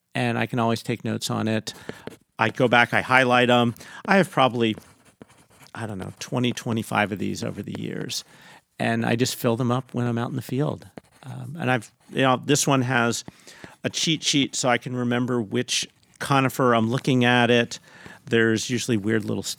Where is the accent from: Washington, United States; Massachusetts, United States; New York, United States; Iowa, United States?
Washington, United States; Seattle; Growing up in Seattle, I'd never really spent much time in West Seattle